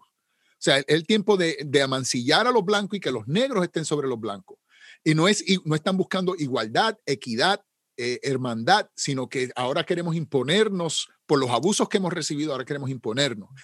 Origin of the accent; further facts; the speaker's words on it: Puerto Rico; como decimos en Puerto Rico, yo soy puertorriqueño